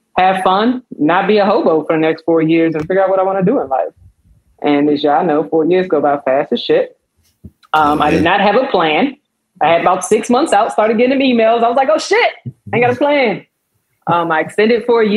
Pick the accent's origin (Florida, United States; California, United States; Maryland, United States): Maryland, United States; the DMV, DC, Prince George's County area; moved away; June will be 14 years from the DMV, DC, PG County area.